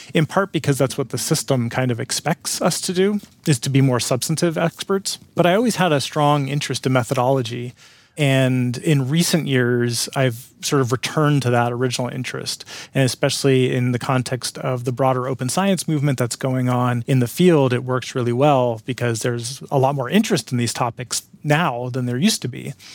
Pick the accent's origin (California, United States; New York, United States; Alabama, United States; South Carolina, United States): California, United States; San Francisco Bay Area; I grew up in the Bay Area of California, in San Francisco Bay Area